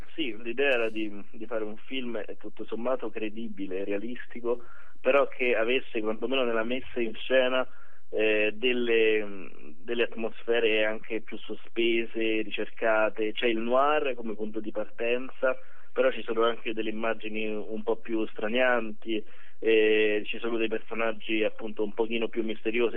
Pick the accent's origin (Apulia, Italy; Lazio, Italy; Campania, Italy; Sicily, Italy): Lazio, Italy; Rome; da romano